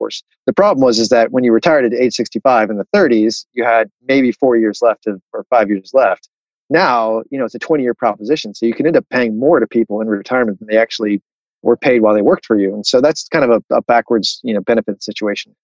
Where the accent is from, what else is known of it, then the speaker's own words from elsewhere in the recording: Miami, Florida, United States; moved away; also born or lived in Chicago; I'm from Miami, Florida originally